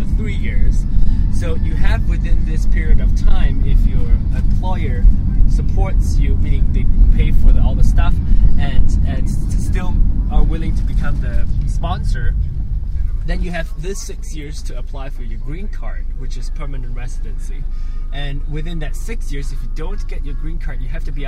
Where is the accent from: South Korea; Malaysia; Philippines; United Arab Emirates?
Malaysia; now in United States; I'm from Malaysia.